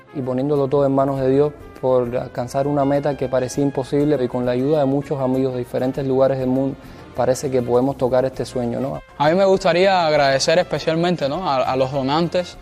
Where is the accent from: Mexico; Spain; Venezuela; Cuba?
Cuba; los jóvenes cubanos